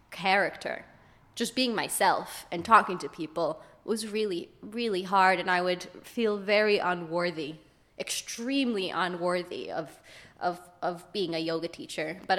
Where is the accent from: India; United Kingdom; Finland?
United Kingdom; London; I'm from London.